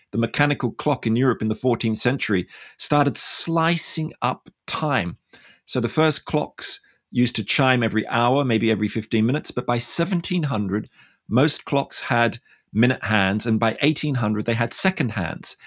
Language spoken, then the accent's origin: English; Australia; I'm from Australia